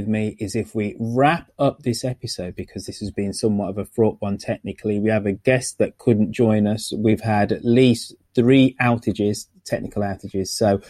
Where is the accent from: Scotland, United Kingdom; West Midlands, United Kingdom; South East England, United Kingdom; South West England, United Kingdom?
West Midlands, United Kingdom; Birmingham; moved away; also born or lived in United States; my hometown of Birmingham.